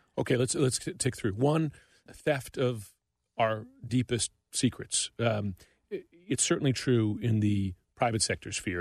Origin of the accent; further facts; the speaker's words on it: United States; I'm an American